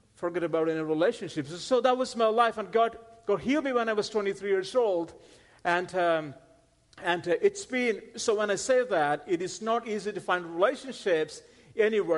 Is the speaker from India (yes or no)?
yes; India; moved away; I'm not from Texas. I'm originally from India. That's where I grew up